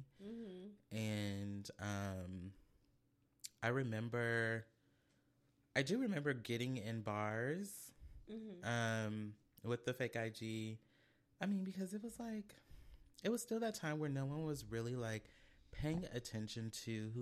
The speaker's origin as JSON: {"language": "English", "town": "Oakland", "region": "California", "country": "United States", "tie": "born or raised there", "moved": "yes", "lives_now": "San Diego, United States", "said": "I grew up in West Oakland in the Bay"}